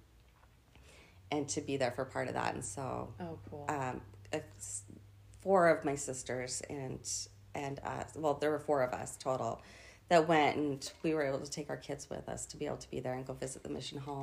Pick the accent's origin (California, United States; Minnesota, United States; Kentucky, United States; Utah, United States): Utah, United States; Orem; moved away as an adult; also born or lived in Norway; I grew up in Orem, Utah